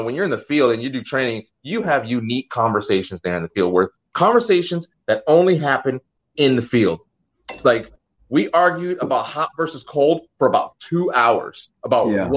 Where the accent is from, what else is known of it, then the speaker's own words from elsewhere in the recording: Los Angeles, California, United States; I'm from